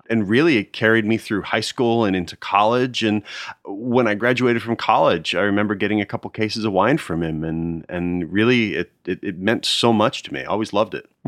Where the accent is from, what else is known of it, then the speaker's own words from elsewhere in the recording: outside Philadelphia, New Jersey, United States; also born or lived in Nashville, Tennessee / Connecticut; But then we moved to New Jersey where he started practice, and that's where I grew up and went through high